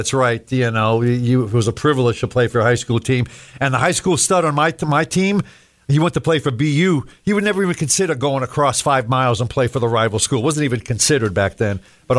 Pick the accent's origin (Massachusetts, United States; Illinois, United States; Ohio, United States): Massachusetts, United States; moved away; I grew up in Massachusetts.